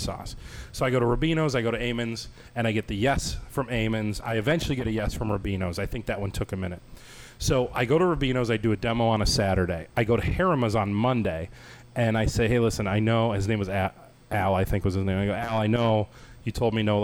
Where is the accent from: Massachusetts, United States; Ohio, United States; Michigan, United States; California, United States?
Ohio, United States; moved away; I'm from Ohio